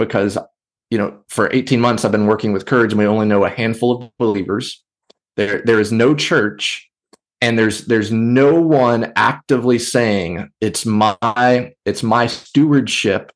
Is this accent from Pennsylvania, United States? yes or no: no; Portland, Tennessee, United States; now in Texas, United States; I grew up in the city of Portland, Tennessee. No one knows where that is. So now that I live in Texas